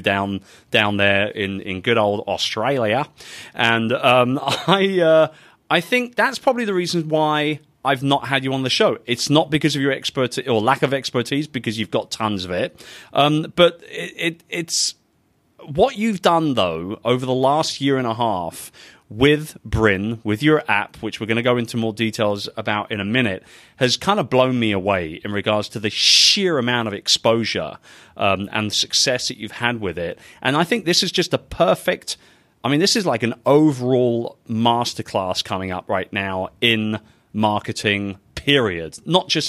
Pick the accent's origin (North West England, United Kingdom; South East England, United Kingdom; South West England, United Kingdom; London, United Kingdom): London, United Kingdom; my hometown of London, England